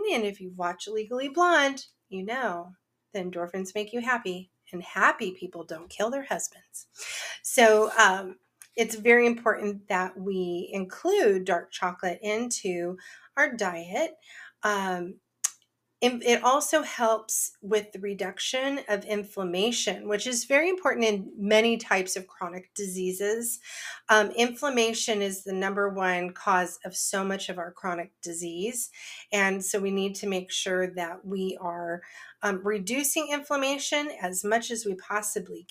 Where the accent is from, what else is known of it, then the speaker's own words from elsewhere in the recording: near San Francisco, California, United States; I grew up near San Francisco, which is the home of Ghirardelli